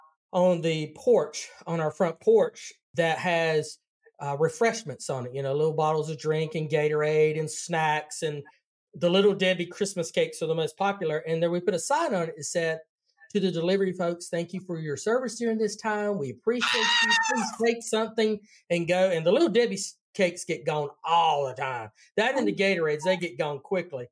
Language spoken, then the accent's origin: English; North Carolina, United States; accent: Southern; I'm from North Carolina